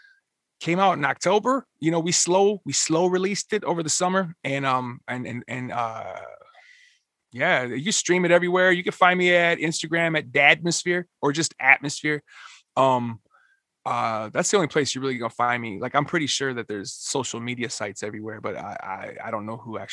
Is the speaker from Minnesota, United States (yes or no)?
yes; Minneapolis, Minnesota, United States; I'm from Minneapolis